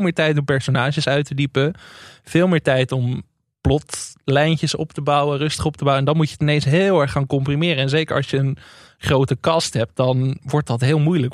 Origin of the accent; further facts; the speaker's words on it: Enkhuizen, North Holland, Netherlands; in Enkhuizen, waar ik vandaan kom.